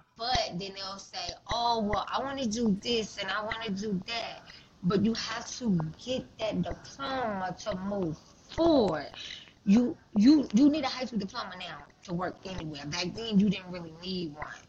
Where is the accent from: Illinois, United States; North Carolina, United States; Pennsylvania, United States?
Illinois, United States; Chicago; Chicago, my hometown